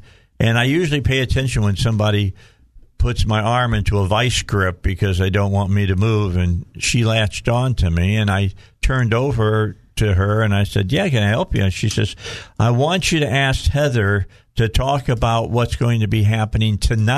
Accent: Indiana, United States; You just put me down by saying I'm from Illinois.

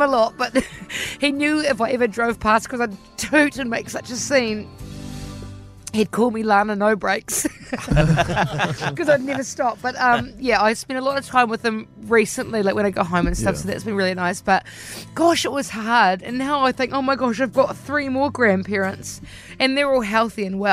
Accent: Te Kōpiro, New Zealand; moved away; they still live in my hometown of Te Kōpiro

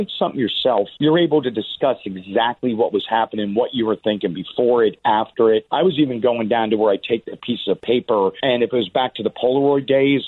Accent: Pittsburgh, Pennsylvania, United States; also born or lived in Mechanicsburg; And growing up in Pennsylvania, I grew up in Pittsburgh, and then my dad was in the military, so we moved around a bit. We ended up at the Inland Naval Depot in Mechanicsburg or Harrisburg.

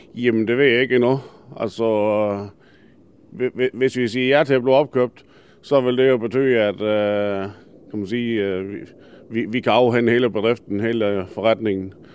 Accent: Denmark; det er mit barndomshjem. Jeg er født opvokset her

